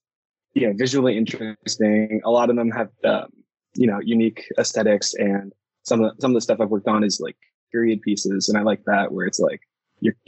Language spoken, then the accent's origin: English; Toronto, Ontario, Canada; I'm from Toronto, Canada